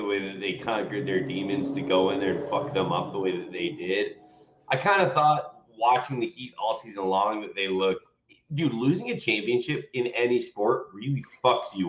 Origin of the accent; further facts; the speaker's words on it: Seattle, Washington, United States; I grew up in Seattle